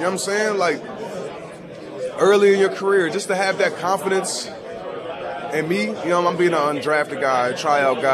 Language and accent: English; Buffalo, New York, United States; my hometown, Buffalo